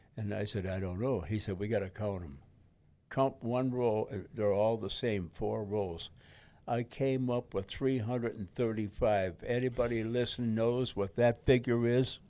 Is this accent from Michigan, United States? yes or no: yes; Detroit, Michigan, United States; in front of the house in Detroit. That's my hometown